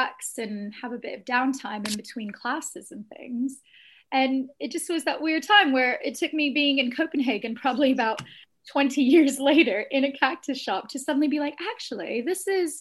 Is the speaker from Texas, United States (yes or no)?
yes; Austin, Texas, United States; moved away as an adult; also born or lived in England; I spent most of my life in Austin